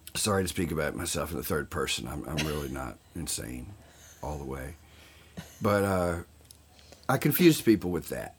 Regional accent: Southern Virginia, United States; moved away as an adult; now in Los Angeles, United States; I grew up in uh, Southern California. Uh, excuse me, Southern Virginia, and um, and outlaw country was big in my hometown

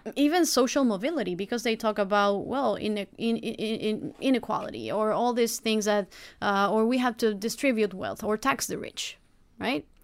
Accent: Rosario, Santa Fe, Argentina; now in United States; I'm from Rosario and from Argentina

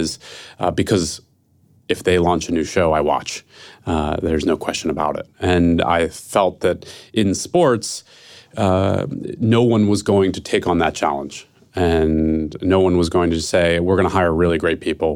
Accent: Philadelphia, Pennsylvania, United States; now in San Francisco, United States; I'm from Philadelphia, who, and I live in San Francisco

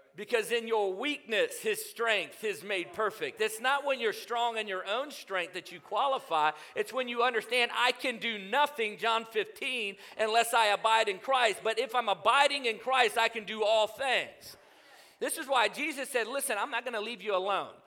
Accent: Newport News, Virginia, United States; I grew up in Newport News, Virginia

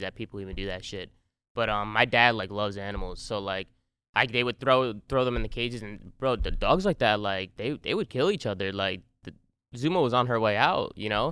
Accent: New Jersey, United States; I grew up, uh, born and raised in Jersey

